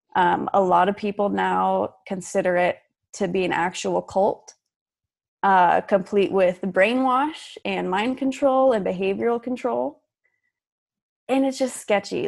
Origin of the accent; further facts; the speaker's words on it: Utah, United States; moved away as an adult; also born or lived in Fort Worth, Texas; I grew up in Utah as a Mormon